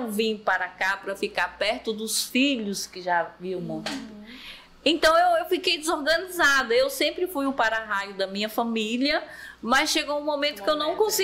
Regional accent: São Paulo, Brazil; also born or lived in Quixeramobim / Sete Lagoas; Eu sou cearense, mas não sou daqui de Maracanã. Né? Eu nasci em Quixeramobim, fui criada em São Paulo, morei 19 anos em São Paulo e 19 em Minas Gerais, Sete Lagoas.

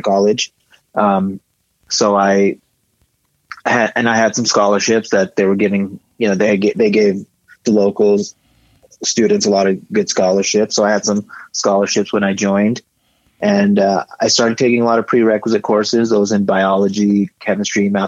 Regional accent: Sparks, Nevada, United States; moved away as an adult; also born or lived in India / Reno, Nevada; now in Colorado, United States; Born in India, I grew up in Sparks, Nevada, and I went to the University of Nevada in Reno, and currently living in Colorado

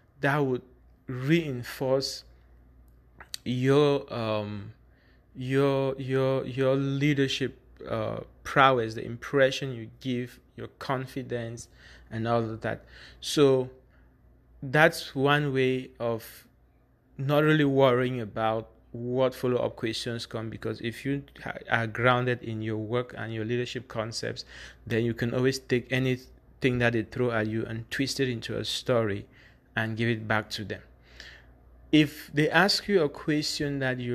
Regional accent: Bamenda, Northwest Region, Cameroon; When I say I'm from Bamenda

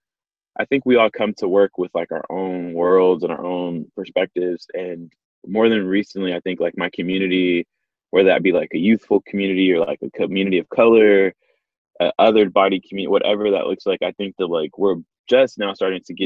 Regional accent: Dallas and Houston, Texas, United States; now in Los Angeles, United States; I'm from Dallas and Houston, so Texas

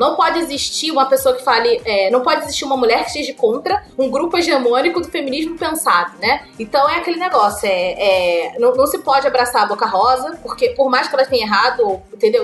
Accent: Rio de Janeiro, Brazil; eu sou carioca

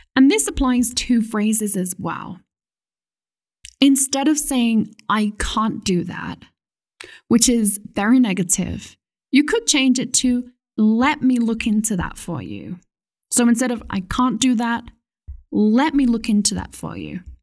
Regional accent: United Kingdom; as a British person

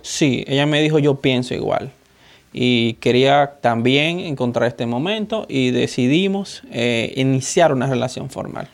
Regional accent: Dominican Republic; soy dominicano

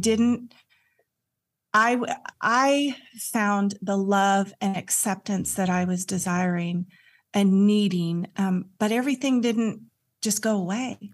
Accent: California, United States; also born or lived in Santa Cruz; I grew up in California and we moved to Santa Cruz

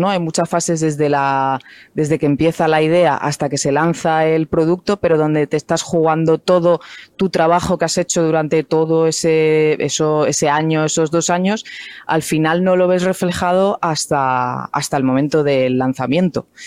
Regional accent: Cádiz, Andalusia, Spain; born there; eh, lo digo algunas veces, que ya parece que no, eh, bueno, que no tengo nada de acento, pero yo nací en Cádiz, eh, se me ha ido todo ya

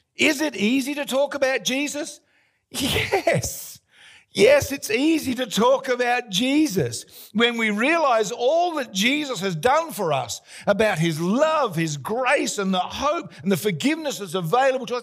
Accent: Australia; we're Australian

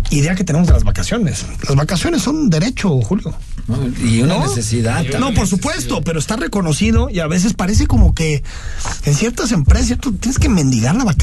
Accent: Mexico

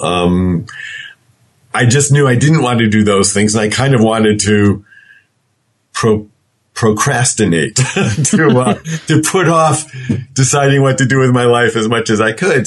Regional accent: Connecticut, United States; I grew up in Connecticut

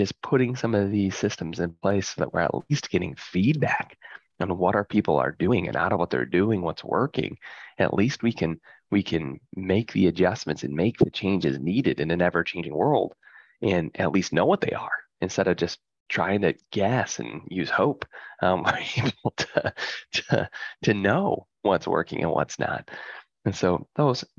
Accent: Midwest, United States; I grew up in the Midwest in a farm town

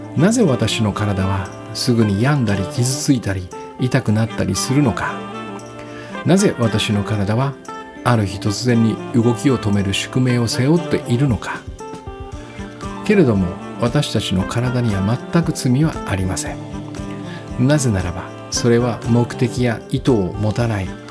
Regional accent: Hachioji, Tokyo, Japan; 南大沢というね、ちょっと遠い、私の地元なんですが

